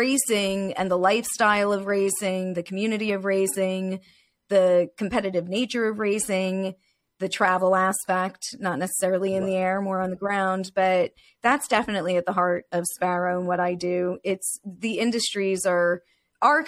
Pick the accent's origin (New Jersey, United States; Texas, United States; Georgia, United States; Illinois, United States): New Jersey, United States; I'm a Jersey girl. This is my hometown turf